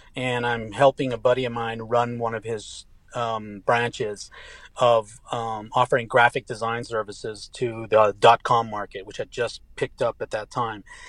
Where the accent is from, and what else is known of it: Tehran, Tehran Province, Iran; born or raised there; first language English and Farsi; moved away; also born or lived in Lubbock, Texas, United States